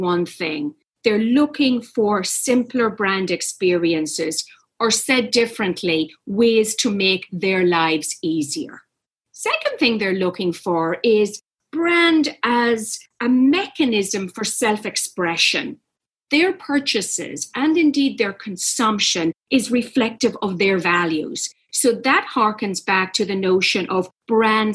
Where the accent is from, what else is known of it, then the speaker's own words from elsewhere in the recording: Ireland; I grew up in Ireland